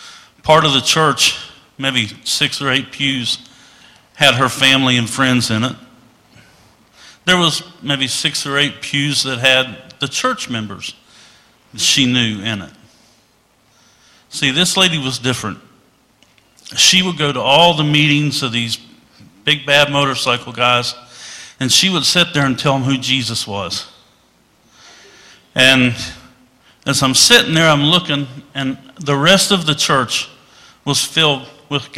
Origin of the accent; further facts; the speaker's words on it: West Virginia, United States; When I was a kid, I was raised in West Virginia